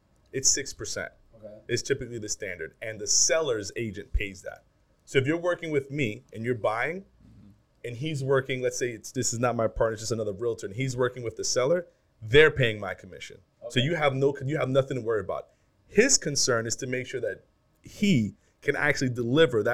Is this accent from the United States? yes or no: yes; New York City, New York, United States; I'm from the Bronx